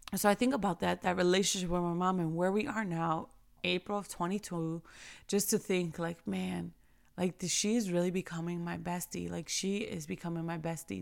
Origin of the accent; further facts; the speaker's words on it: New York, United States; I remember growing up in New York